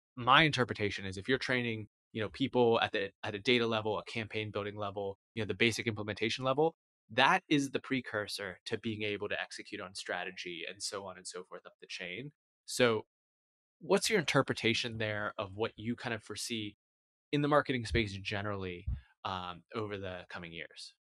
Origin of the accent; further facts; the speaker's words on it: United States; as an American